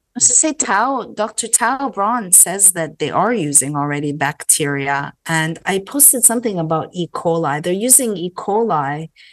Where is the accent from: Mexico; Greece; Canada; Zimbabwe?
Canada; now in United States; growing up in Canada